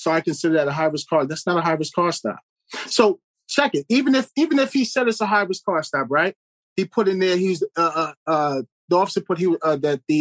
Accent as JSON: {"language": "English", "region": "New York", "country": "United States", "tie": "born or raised there", "moved": "yes", "said": "I'm from New York"}